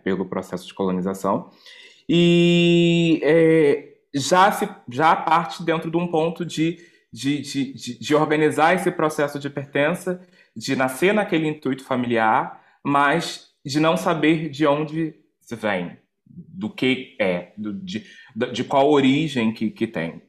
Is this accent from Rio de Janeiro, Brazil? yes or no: yes; Rio de Janeiro, Brazil; moved away as an adult; sou natural do Rio de Janeiro, Brasil